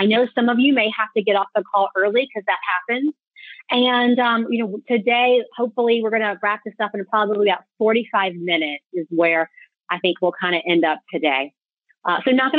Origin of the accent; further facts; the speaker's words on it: Tallahassee, Florida, United States; now in Jacksonville, United States; I'm in Jacksonville, but I'm from Tallahassee